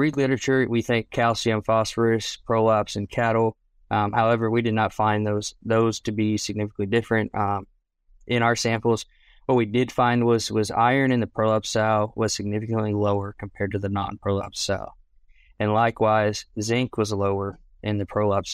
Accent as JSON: {"language": "English", "region": "Maryland", "country": "United States", "tie": "born or raised there", "moved": "as an adult", "lives_now": "Oklahoma, United States", "said": "I'm originally from Maryland. I grew up 45 minutes from Baltimore and 45 minutes from Washington, D.C."}